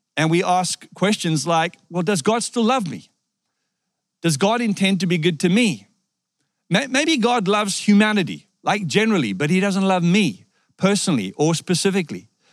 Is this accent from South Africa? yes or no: yes; South Africa; moved away; I was born in South Africa